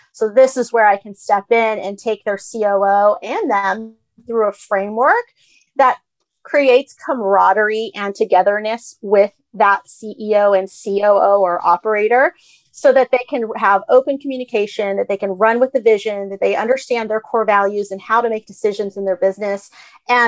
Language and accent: English; United States; I was the kid that spoke English and was getting an American education and grew up in this culture. Like, I understand American culture because I'm Asian American